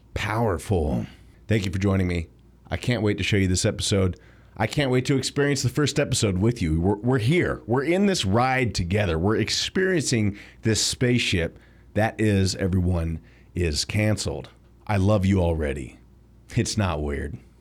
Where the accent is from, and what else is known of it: United States